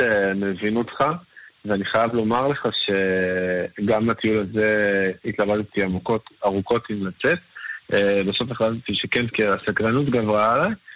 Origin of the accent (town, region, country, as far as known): Israel; also born or lived in Tel Aviv